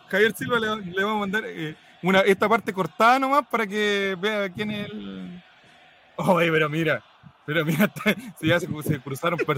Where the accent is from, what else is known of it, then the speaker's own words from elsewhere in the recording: Dominican Republic; Soy de República Dominicana, aunque no lo crean